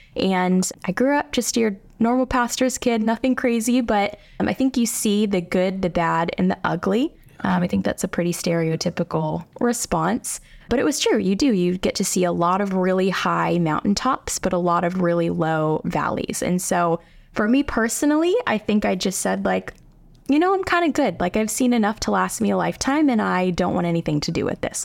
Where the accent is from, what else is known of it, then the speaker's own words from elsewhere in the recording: United States; I'm, like, a suburbs girl. I grew up in the South Hills my whole life.